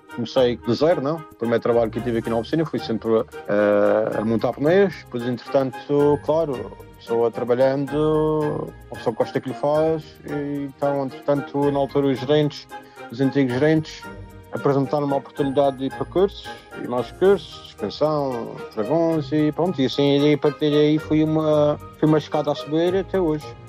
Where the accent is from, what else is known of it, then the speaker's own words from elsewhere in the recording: Funchal, Madeira, Portugal; moved away as an adult; now in Crawley, United Kingdom; cresci ali no Campo da Barca, na, na parte da Zona Velha